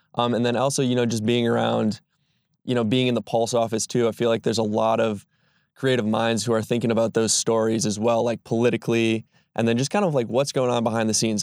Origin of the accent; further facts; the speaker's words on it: Sister Bay, Wisconsin, United States; also born or lived in Milwaukee; I'm a Door County native. Um, I wouldn't say born and raised, but I was raised definitely in Sister Bay